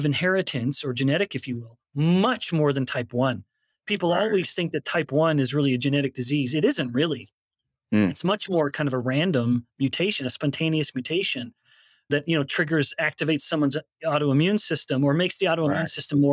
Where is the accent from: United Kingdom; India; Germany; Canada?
Canada; I'm a white guy, I'm from Canada